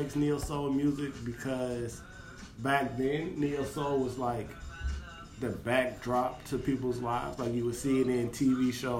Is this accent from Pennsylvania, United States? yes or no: no; Decatur, Georgia, United States; Now I'm from Decatur.